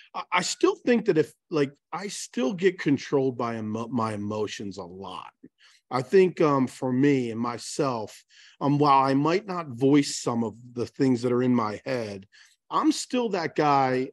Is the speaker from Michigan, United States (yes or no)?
no; Baltimore, Maryland, United States; I'm born and raised in Baltimore